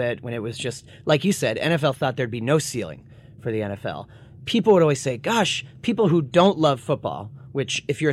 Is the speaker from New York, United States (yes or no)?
no; Boston, Massachusetts, United States; I'm from Boston